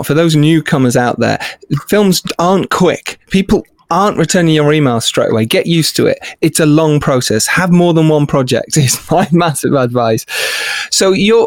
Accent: England, United Kingdom; as English people

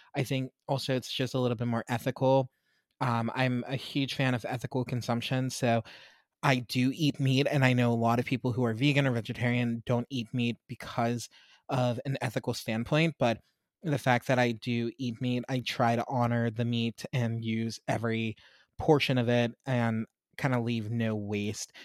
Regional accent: Pittsburgh, Pennsylvania, United States; I grew up in Pittsburgh, mostly, um, and where we lived, we lived outside of the city

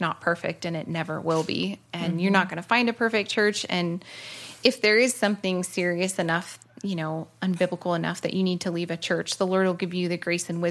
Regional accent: Oregon, United States; moved away as an adult; also born or lived in California; So I grew up in Oregon, moved to California at 18

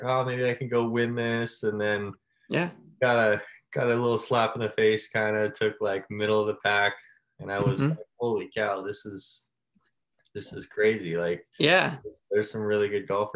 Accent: Libby, Montana, United States; I'm from a small town up in Libby, Montana, like the northwest corner

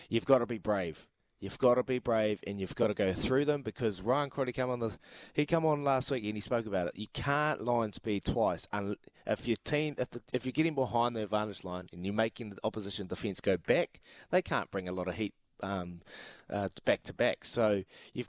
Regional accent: New Zealand; we're kind of losing our number one asset as Kiwi players

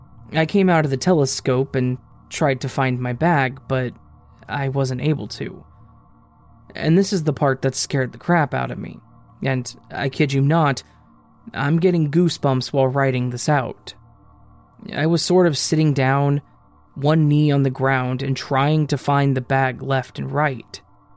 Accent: Delhi, India; I did my undergraduate from Tamil Nadu in India. I'm originally from Delhi, so I was staying in a hostel.

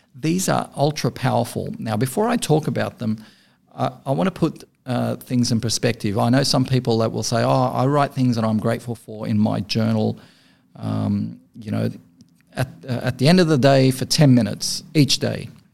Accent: Beirut, Beirut Governorate, Lebanon; moved away; was born and raised in Beirut

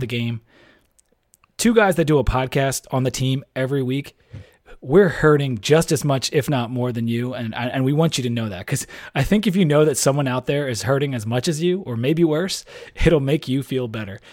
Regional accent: Delaware, United States; moved away; I'm from Delaware

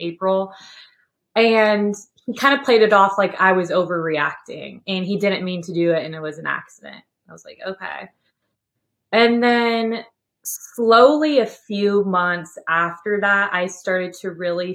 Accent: Sacramento, California, United States; moved away as an adult; also born or lived in Nashville, Tennessee; now in Knoxville, United States; I'm originally from Sacramento, California. And so I lived in California my whole life before I moved to Tennessee in June 2020.

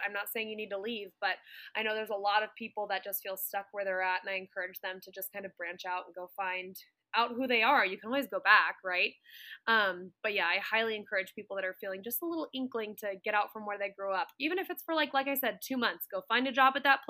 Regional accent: Santa Clarita, California, United States; moved away as an adult; Santa Clarita where I grew up, and you know, I grew up in Southern California

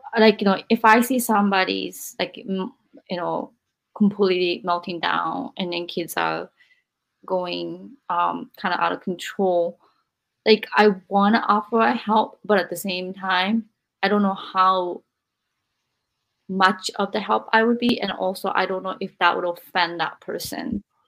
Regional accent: Japan; also born or lived in America; now in United States; I'm in America and then I'm from Japan.

